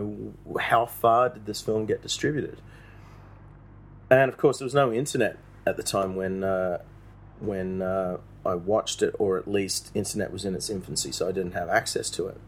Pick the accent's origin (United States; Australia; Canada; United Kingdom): Australia; I'm an Australian filmmaker here in Manila